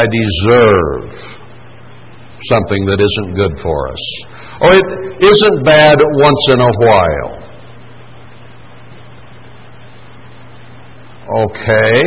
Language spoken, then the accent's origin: English; United States; as an American